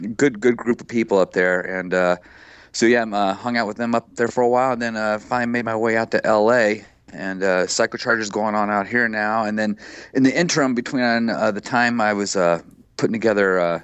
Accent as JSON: {"language": "English", "area": "right outside Dayton", "region": "Ohio", "country": "United States", "tie": "born or raised there", "also_born_or_lived": "Miami Beach, Florida / New York City / upstate New York", "moved": "as an adult", "said": "I grew up uh, right outside Dayton, Ohio"}